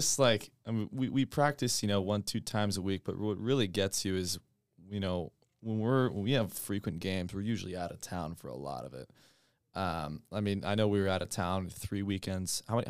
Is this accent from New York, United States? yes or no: no; Georgia, United States; And so they moved down here, and then I was born in Georgia